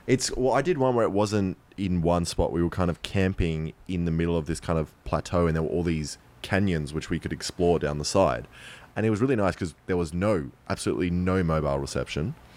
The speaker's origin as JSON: {"language": "English", "country": "Australia", "said": "No, I'm Australian"}